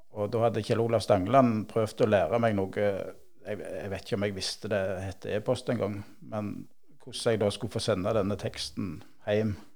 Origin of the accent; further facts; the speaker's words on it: Bryne, Rogaland, Norway; accent: Jærsk; also born or lived in Volda / Bø i Telemark; Jeg bodde et par år i Volda. Jeg er født på Bryne. Bodde to år i Volda, begynte på skolen der. Så fem år i Bø i Telemark. Før vi flytta hjem til Bryne igjen, da jeg begynte på ungdomsskolen